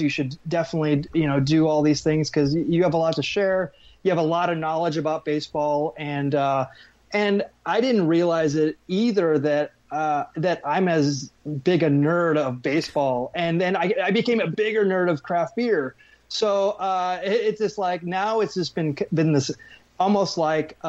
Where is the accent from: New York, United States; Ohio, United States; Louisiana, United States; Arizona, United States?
Arizona, United States; I grew up in Arizona